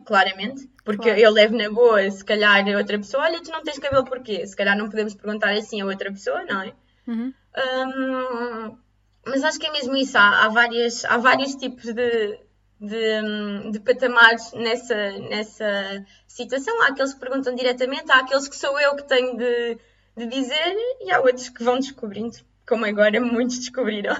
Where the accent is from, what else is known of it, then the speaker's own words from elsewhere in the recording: Lisbon, Portugal; moved away as an adult; also born or lived in Coimbra; Eu sou de, sou de Lisboa